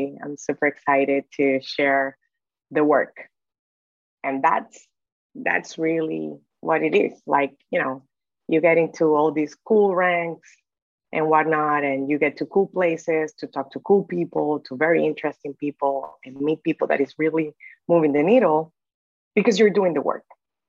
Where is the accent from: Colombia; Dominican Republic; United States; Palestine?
Dominican Republic; So born and raised in the Dominican Republic, I had the opportunity to go to a very good law school in the Dominican Republic.